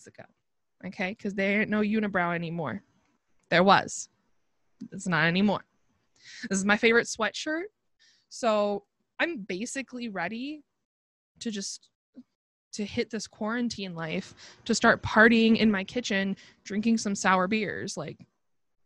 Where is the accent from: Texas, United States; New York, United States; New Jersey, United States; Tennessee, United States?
New York, United States; Buffalo; I'm from Buffalo